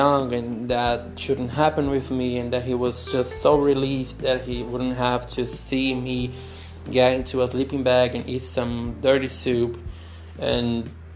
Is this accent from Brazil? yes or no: yes; Brazil; moved away as an adult; also born or lived in Brighton; I'm from Brazil